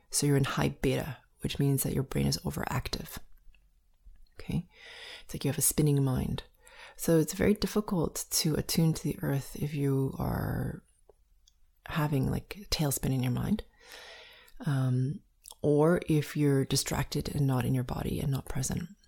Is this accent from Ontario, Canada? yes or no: no; Montreal, Quebec, Canada; I grew up in Montreal, Canada, where there was winter